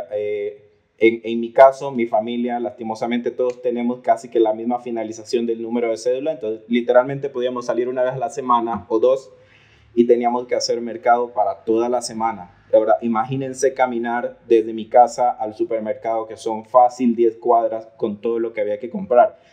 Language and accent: Spanish; Bolivia